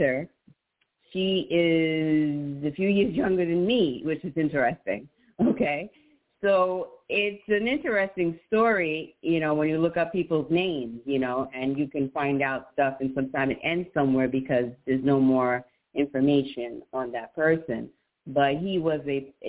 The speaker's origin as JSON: {"language": "English", "town": "New York City", "region": "New York", "country": "United States", "tie": "born or raised there", "also_born_or_lived": "Manhattan / Long Island / Staten Island", "accent": "New Jersey", "said": "I was born in Brooklyn, New York, East Flatbush, New York, to be exact. And I lived there for some many, many years, my early upbringing."}